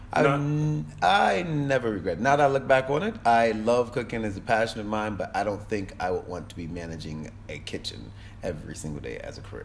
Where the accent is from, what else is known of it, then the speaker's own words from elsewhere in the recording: Hartford, Connecticut, United States; moved away as an adult; now in Kingston, Jamaica; I was born in Hartford, Connecticut